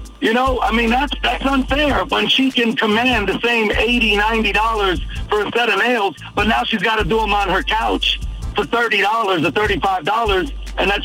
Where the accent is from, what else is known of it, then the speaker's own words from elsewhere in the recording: New York City, New York, United States; I come from humble beginnings in Brooklyn, New York, a small area called Bushwick